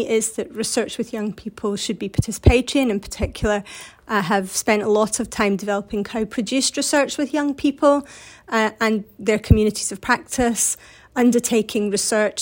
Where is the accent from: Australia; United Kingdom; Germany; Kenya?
United Kingdom; Glasgow, Scotland; So I grew up in Scotland on the west coast, around Glasgow